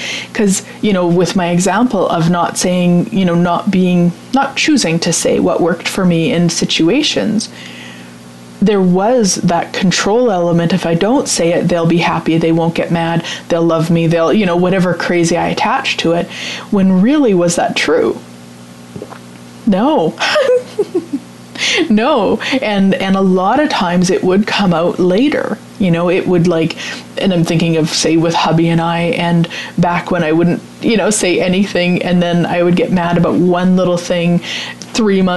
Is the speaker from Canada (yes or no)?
yes; Vermilion, Alberta, Canada; my hometown here in Vermilion, Alberta